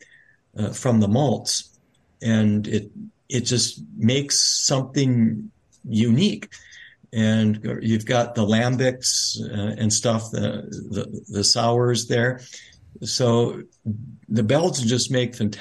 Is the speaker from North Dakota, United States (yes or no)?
yes; Grand Forks, North Dakota, United States; moved away as an adult; now in Mount Angel, United States; I come from North Dakota, Grand Forks, North Dakota, a town of about 40,000 people